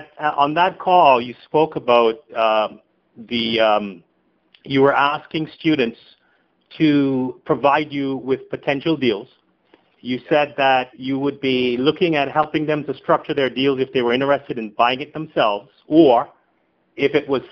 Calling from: Boca Raton, Florida, United States; from Boca Raton.

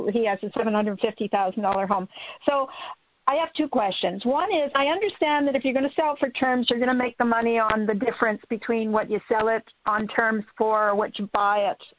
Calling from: Minnesota, United States; Hey, Minnesota.

